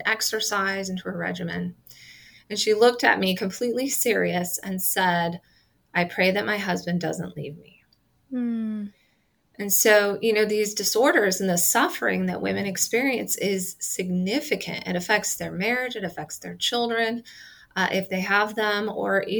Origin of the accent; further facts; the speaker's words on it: Nebraska, United States; I'm from Nebraska.